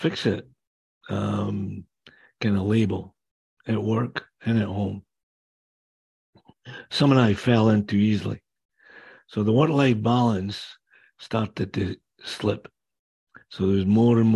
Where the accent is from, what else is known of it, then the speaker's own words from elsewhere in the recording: Kingdom of Fife, Scotland, United Kingdom; accent: Scottish; now in Whitby, Canada; I was born and raised in the Kingdom of Fife on the east coast of Scotland